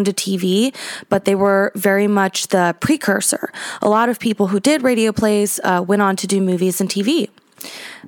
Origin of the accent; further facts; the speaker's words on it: North Carolina, United States; I'm from North Carolina too